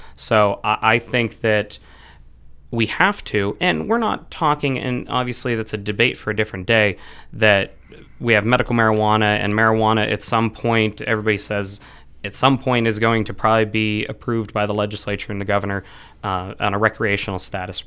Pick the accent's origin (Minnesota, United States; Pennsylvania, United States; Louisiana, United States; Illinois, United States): Pennsylvania, United States; Frenchville; also born or lived in Pittsburgh; I grew up in Frenchville, so the northeast part of Clearfield County